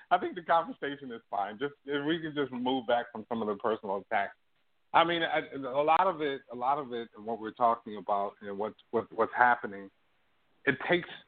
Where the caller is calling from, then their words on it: Toronto, Ontario, Canada; I'm calling you from Toronto, but I'm an African American person.